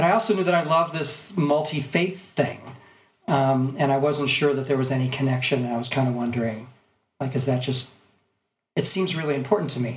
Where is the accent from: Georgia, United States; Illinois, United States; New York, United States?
Illinois, United States; Chicago; now in Denver, United States; I was born in Chicago to two very assimilated Jewish parents